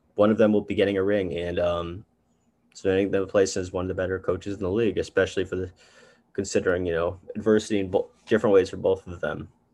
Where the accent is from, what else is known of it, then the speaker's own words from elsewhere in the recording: Chicago, Illinois, United States; I'm from Chicago